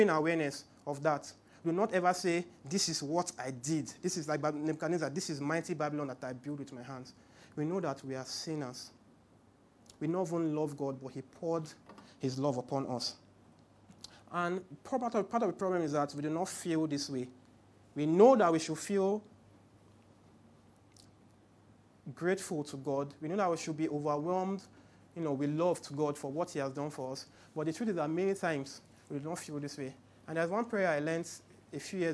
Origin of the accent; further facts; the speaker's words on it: Port Harcourt, Rivers State, Nigeria; now in Lagos, Nigeria; I grew up in Port Harcourt, so it was very weird when I came to Lagos.